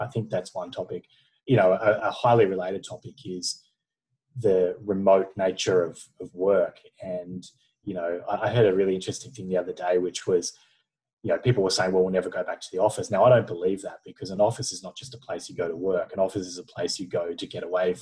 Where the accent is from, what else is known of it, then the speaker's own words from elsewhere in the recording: Australia; being Australian